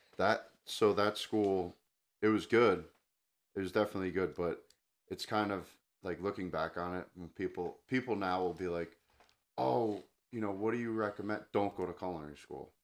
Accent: New Jersey, United States; I grew up in New Jersey

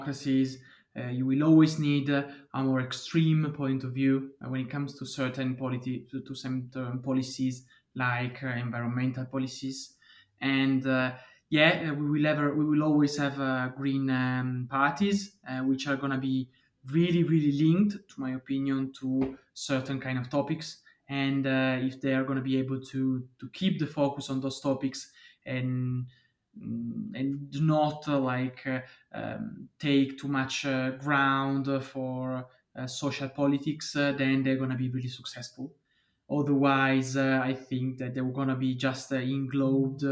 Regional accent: Turin, Piedmont, Italy; I come from Turin

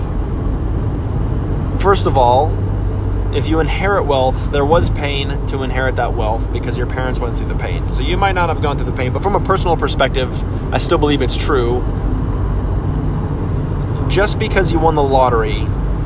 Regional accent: Phoenix, Arizona, United States; I'm only from the West Side of Phoenix

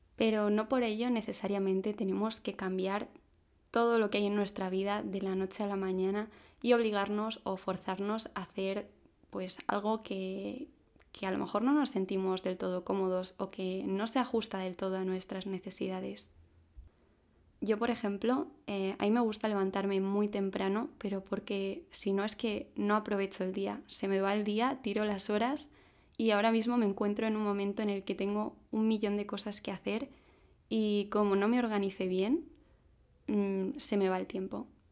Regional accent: Madrid, Community of Madrid, Spain; tengo 26 años, soy de Madrid

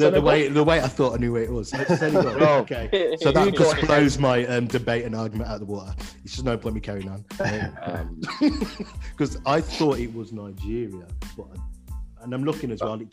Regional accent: Jamaica; Like, being Jamaican and that, I should technically, but I don't like oxtail.

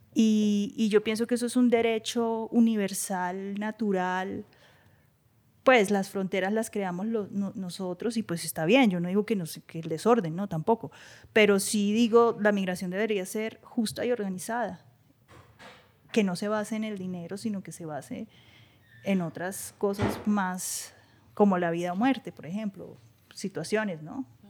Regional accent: Bogotá, Colombia; moved away as an adult; also born or lived in New York, United States; de donde vengo, yo mi familia es del campo. Eh, para mí, eh, Madelena y San Mateo en Suacha y Ciudad Bolívar son lugares súper

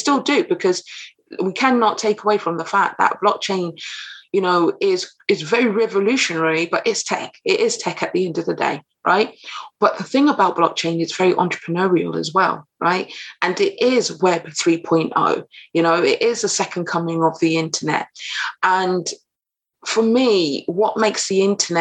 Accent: United Kingdom; also born or lived in Caribbean (ancestry); now in London, United Kingdom; I'm based in London, UK, I'm British, of Caribbean descent

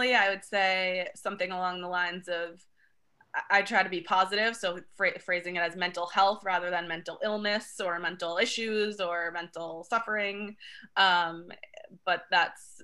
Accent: Long Island, New York, United States; now in New York City, United States; I was born and raised on Long Island, and I came to Manhattan

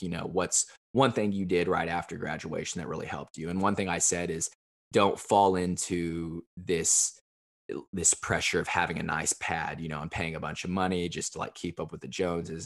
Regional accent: Evansville, Indiana, United States; moved away as an adult; also born or lived in Chicago; now in Nashville, United States; my hometown, which is Evansville, Indiana. It's uh, in southern Indiana.

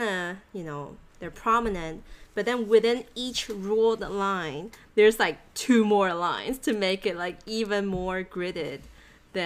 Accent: Thailand; moved away; growing up in Asia, I lived in Thailand

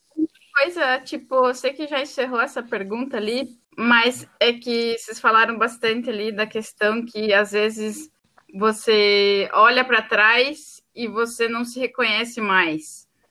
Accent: Bituruna, Paraná, Brazil; moved away as an adult; now in Dublin, Ireland; eu sou do Paraná, numa cidadezinha chamada Bituruna

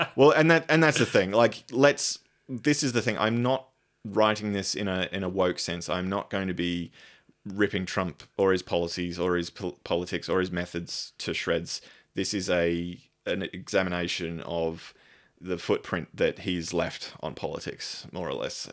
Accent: Australia; I am an Australian.

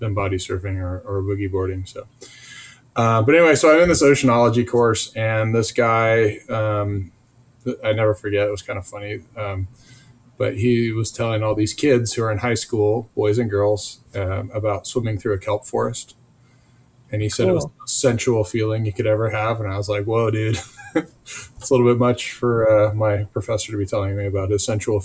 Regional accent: Irvine, California, United States; I grew up in Orange County in Irvine, California. I went to Irvine High School

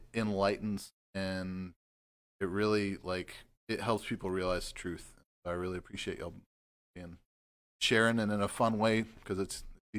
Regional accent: Waxahachie, Texas, United States; moved away; I'm from Waxahachie, but I've also lived, you know, all over the place.

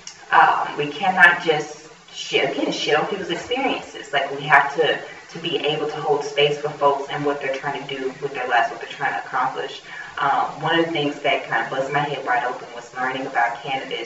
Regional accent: United States; as an American

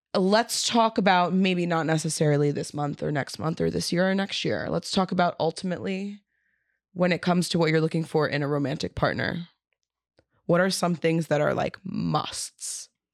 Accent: New York City, New York, United States; I'm from South Brooklyn

